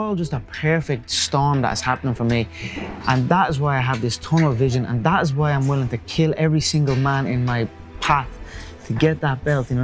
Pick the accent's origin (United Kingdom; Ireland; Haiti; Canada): Ireland; we are the Irish